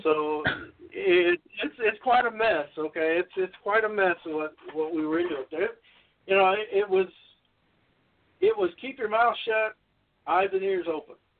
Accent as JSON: {"language": "English", "town": "Los Angeles", "region": "California", "country": "United States", "tie": "born or raised there", "said": "I went to North Hollywood High School. I was born in North Hollywood, California"}